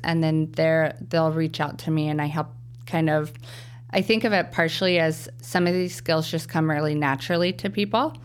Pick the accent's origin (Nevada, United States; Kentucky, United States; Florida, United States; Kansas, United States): Kansas, United States; Wichita; now in Chicago, United States; I'm of a different culture because I'm from Kansas